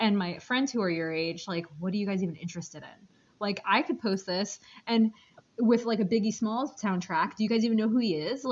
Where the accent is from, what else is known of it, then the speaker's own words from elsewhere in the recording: New York City, New York, United States; moved away; I grew up in Queens, so I grew up around a lot of, like, Muslims